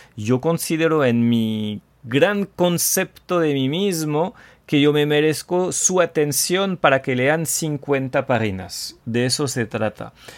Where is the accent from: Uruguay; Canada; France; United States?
France; el francés tóxico